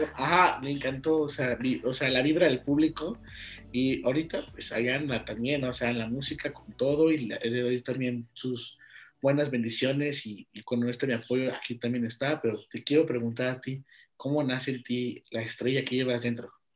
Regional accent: León, Guanajuato, Mexico; soy de León.

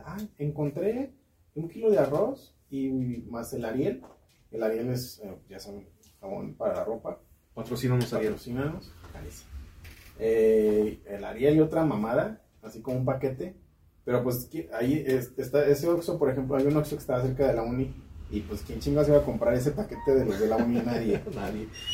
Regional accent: Guadalajara, Jalisco, Mexico; now in Guanajuato, Mexico; yo soy de Guadalajara

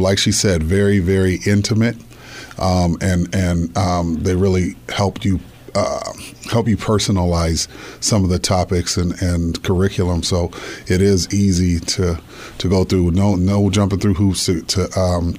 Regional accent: Des Moines, Iowa, United States; born and raised in Des Moines, Iowa

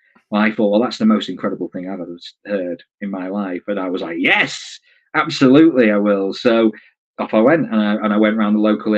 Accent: Grimsby, Yorkshire and the Humber, United Kingdom; I was from Grimsby

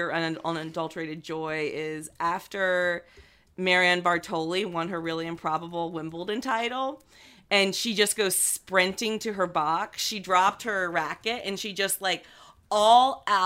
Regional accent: United States; as an American

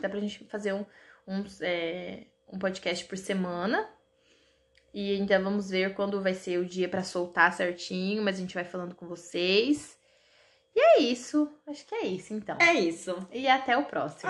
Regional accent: Marialva, Paraná, Brazil; now in Maringá, Brazil; sou de Cambuí, uma cidade muito pequena, porém perfeita, que é onde meus pais moram hoje, que é um distrito de Marialva. E moro em Maringá

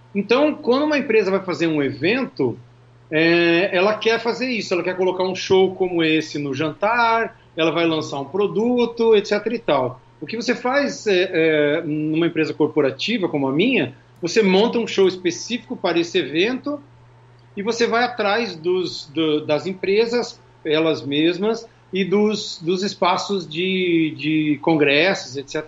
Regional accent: Curitiba, Paraná, Brazil; moved away as an adult; now in Orlando, United States; A gente é de Curitiba

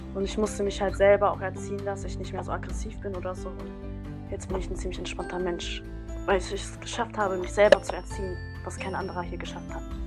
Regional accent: North Rhine-Westphalia, Germany; ich komme aus NRW

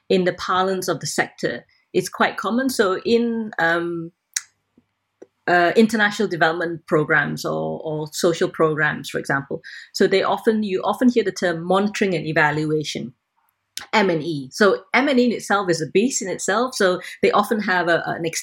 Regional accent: Malaysia; moved away; I'm originally Malaysian and I still have lots of links there

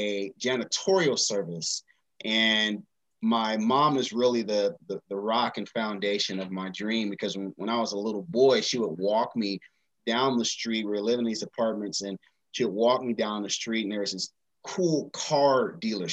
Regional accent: Seattle, Washington, United States; now in Atlanta, United States; I grew up in Seattle, Washington.

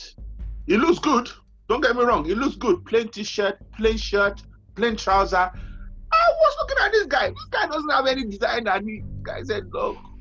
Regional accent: Nigeria; coming from Nigeria, now we come from Nigeria

